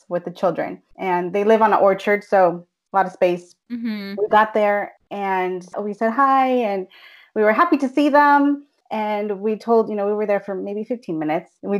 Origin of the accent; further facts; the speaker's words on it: Bay Area, California, United States; I'm a Chicana, born and raised in California, Bay Area to be more specific